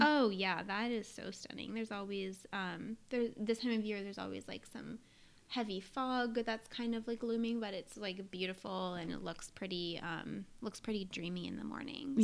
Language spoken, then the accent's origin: English; New Hampshire, United States; I grew up in New Hampshire